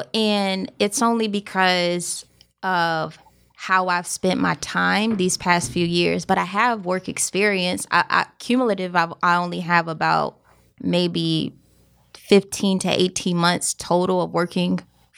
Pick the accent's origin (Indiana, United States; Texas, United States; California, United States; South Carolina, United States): South Carolina, United States; Columbia; So I grew up in South Carolina. Country girl, Columbia, okay. Broad River.